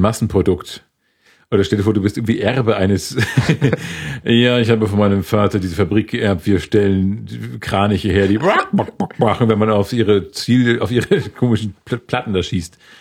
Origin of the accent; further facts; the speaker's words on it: Schleswig-Holstein, Germany; now in Munich, Germany; ich komme aus Schleswig-Holstein